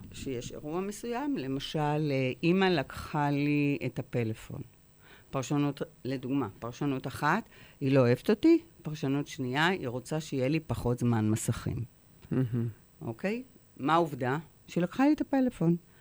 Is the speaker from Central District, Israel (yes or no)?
no; Haifa, Haifa District, Israel; נולדתי בחיפה